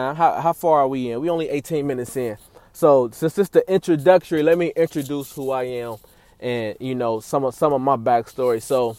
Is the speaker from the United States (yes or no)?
yes; Cincinnati, Ohio, United States; That's where I'm born and raised, man. Shout out Cincy. I was born and raised in Cincinnati, Ohio.